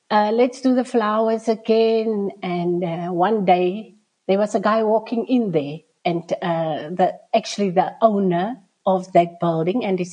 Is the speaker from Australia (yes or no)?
no; Nababeep, Northern Cape, South Africa; also born or lived in Springbok; I'm from the Northern Cape in the Namakwa district. So we are based in Springbok, the capital town here around. So my birth town is just around the corner, around about 17 kilometers from here. It's Nababib, the Maokeep copper mine town. So I was born there